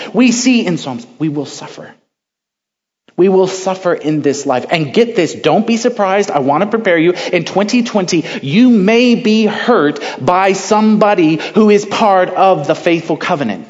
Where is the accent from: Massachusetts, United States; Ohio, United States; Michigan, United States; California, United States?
California, United States; Central; I'm from California, Central California